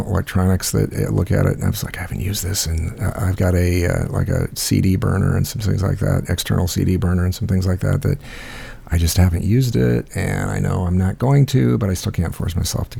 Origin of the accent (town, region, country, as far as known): Midwest, United States